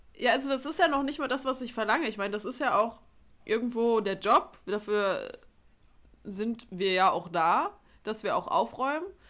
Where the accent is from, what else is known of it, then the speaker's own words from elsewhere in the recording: Duisburg, North Rhine-Westphalia, Germany; bei uns in Duisburg